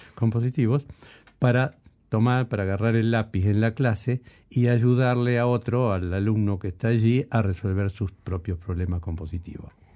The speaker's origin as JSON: {"language": "Spanish", "town": "Rosario", "region": "Santa Fe", "country": "Argentina", "said": "primero yo pensé como músico rosarino, después pensé como músico argentino"}